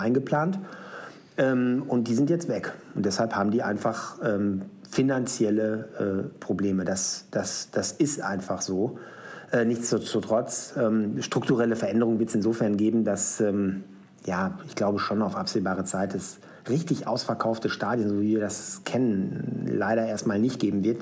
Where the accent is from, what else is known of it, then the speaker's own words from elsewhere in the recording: Schwaney, North Rhine-Westphalia, Germany; in meinem Heimatort äh, namens Schwanei. Das liegt in der Nähe von Paderborn.